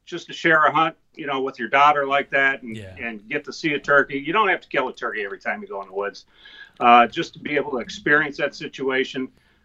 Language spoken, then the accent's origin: English; Northeast, United States; I'm from the Northeast